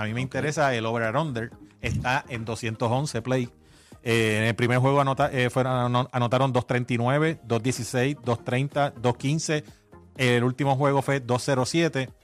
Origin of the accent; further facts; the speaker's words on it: Guaynabo, Puerto Rico; yo me crié en Guaynabo